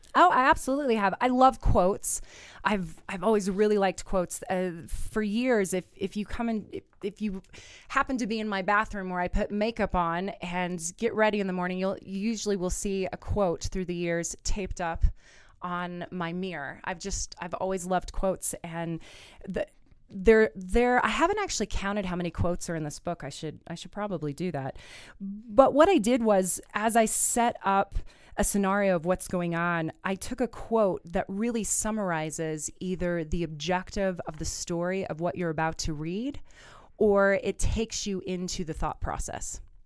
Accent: Kansas, United States; moved away; I'm originally from Kansas, being Miss Kansas. I have a few communities there, um, especially my hometown.

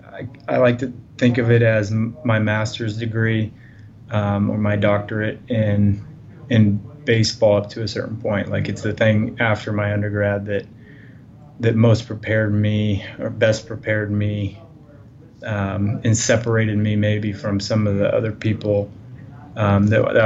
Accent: Carl Junction, Missouri, United States; I graduated high school from Carl Junction in Southwest Missouri in 2004

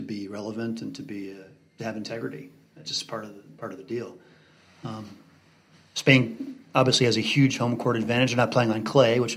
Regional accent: California, United States; also born or lived in Hawaii; I grew up in Southern California and Hawaii

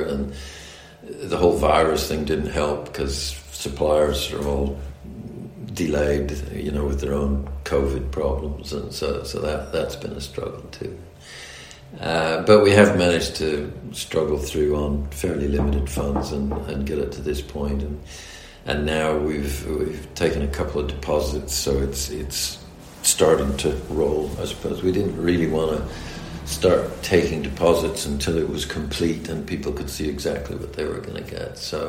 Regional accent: United States; accent: American; the American accent in Formula One. And I suppose my accent now is, you might call it mid-Atlantic, so part English, part American.

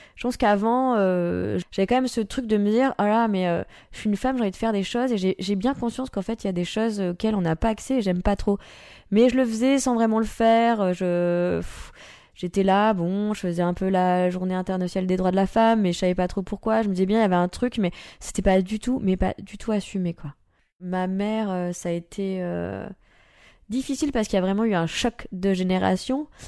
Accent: Nice, Provence-Alpes-Côte d'Azur, France; moved away as an adult; now in Paris, France; J'ai quitté Nice parce que j'avais besoin de liberté. Je commençais à étouffer euh, chez moi

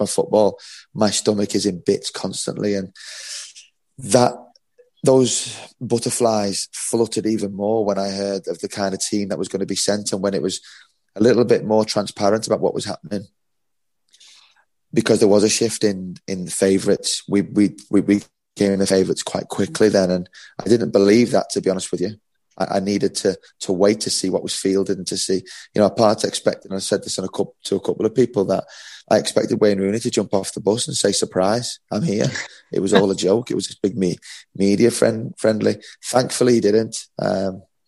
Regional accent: Liverpool, North West England, United Kingdom; I grew up in Liverpool

